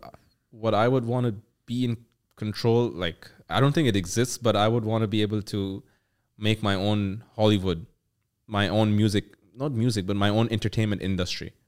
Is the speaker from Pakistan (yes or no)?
yes; Pakistan; I'm from Pakistan